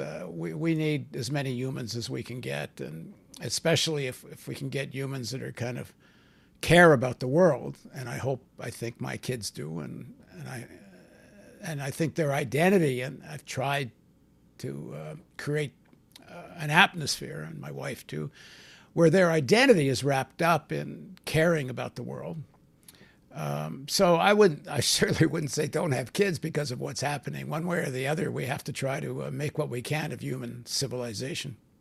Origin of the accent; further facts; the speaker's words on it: Canada; also born or lived in New York; I'm from the Canadian people